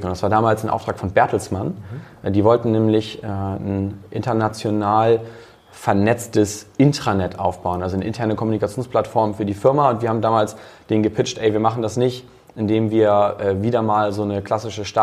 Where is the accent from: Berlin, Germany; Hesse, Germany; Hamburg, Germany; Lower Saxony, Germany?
Hamburg, Germany; Ähm, also ich selbst bin, bin Hamburger, bin 30 und ähm, vom Hintergrund her eigentlich Techie.